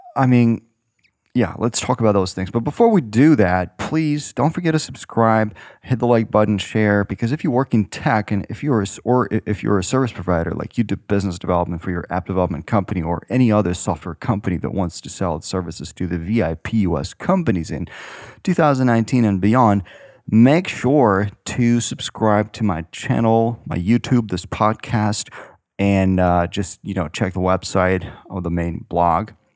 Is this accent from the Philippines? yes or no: no; Ukraine; moved away as an adult; now in San Francisco, United States; I was born in Ukraine.